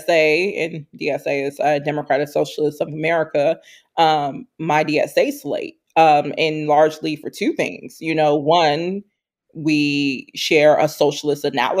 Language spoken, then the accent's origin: English; Chicago, Illinois, United States; now in Minneapolis, United States; my hometown, Chicago